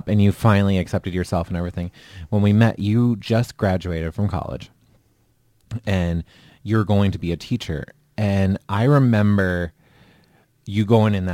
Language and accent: English; Fergus Falls, Minnesota, United States; also born or lived in Farmington, Minnesota; now in Northfield, United States; I grew up in Fergus.